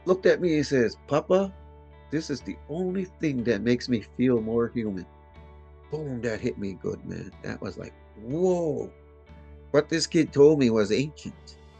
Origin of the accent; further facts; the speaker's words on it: Membertou, Nova Scotia, Canada; I'm from the First Nation community of Membertou.